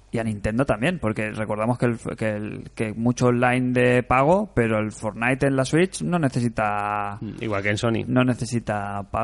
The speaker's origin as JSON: {"language": "Spanish", "town": "Monterrey", "region": "Nuevo León", "country": "Mexico", "said": "Soy de Monterrey. Qué buena ciudad. México."}